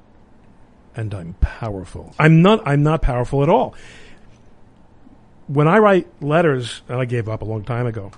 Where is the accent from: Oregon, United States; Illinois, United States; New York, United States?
New York, United States; New York City; I was growing up in Brooklyn in the late 60s and 70s